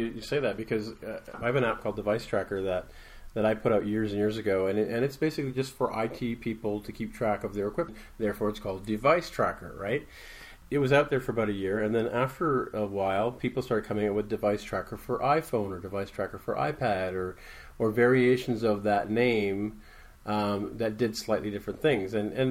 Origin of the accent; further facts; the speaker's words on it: Toronto, Ontario, Canada; I'm regularly from Toronto, Ontario, but we're recording live at 360i Dev in Denver, Colorado